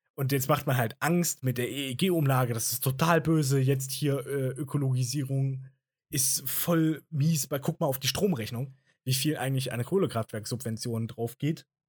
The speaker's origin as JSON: {"language": "German", "country": "Germany", "said": "bei uns in Deutschland"}